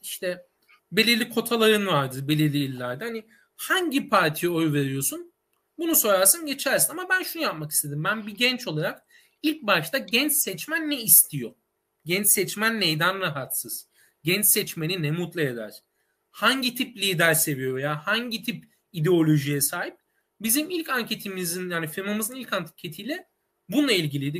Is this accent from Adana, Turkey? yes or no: yes; Adana, Turkey; moved away as an adult; now in Istanbul, Turkey; ben aslen Adanalıyım. İstanbul'a üniversite okuma amacıyla geldim